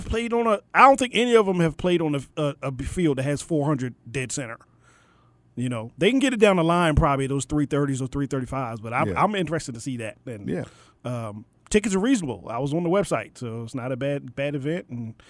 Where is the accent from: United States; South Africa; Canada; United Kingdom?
United States; Maryland; moved away; my home state of Maryland.